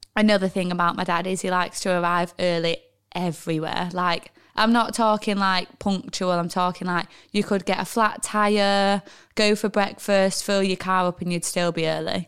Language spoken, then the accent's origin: English; Manchester, North West England, United Kingdom; also born or lived in Oldham; my school was in Oldham, so I think maybe that's where the confusion lies. And if you were to ask my mum and dad, they'd be like, "We've got a Manchester postcode